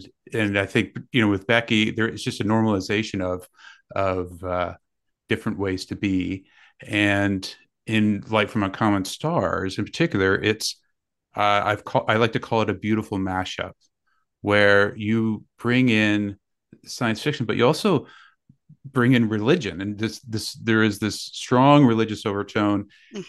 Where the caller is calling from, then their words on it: Guelph, Ontario, Canada; We're in Guelph, Ontario.